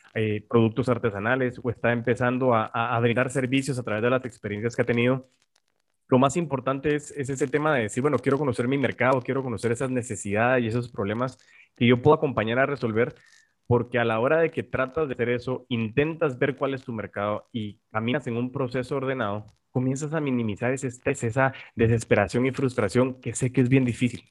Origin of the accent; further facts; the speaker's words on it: Guatemala; como guatemaltecos